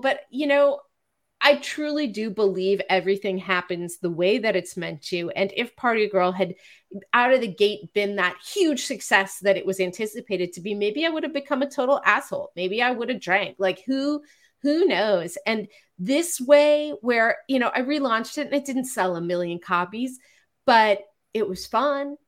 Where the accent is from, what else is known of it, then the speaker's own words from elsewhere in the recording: Marin County, California, United States; now in Los Angeles, United States; I'm a Jew from Marin County who's been in therapy since I was 16